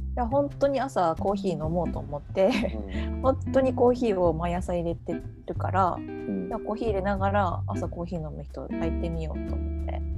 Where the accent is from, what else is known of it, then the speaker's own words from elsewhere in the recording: Okayama, Japan; also born or lived in Tokyo, Japan; now in Okinawa, Japan; 地元は岡山県